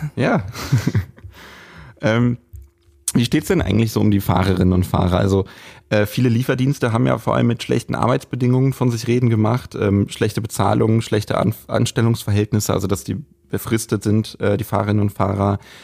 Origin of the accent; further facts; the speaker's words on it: Lippstadt, North Rhine-Westphalia, Germany; moved away; ich bin äh, gebürtiger Lippstädter